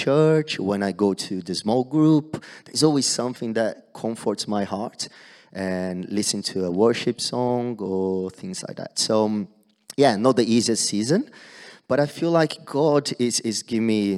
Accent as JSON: {"language": "English", "country": "Brazil", "moved": "yes", "said": "back home, back in Brazil, I'm from Brazil."}